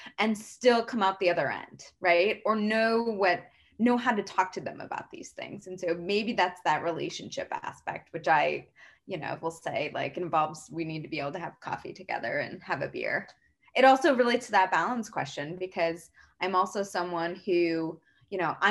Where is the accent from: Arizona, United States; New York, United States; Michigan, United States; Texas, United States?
Arizona, United States; I grew up in Arizona